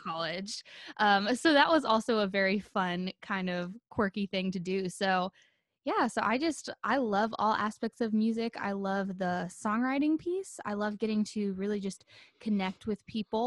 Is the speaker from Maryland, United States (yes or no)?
no; Nashville, Tennessee, United States; growing up in the Nashville scene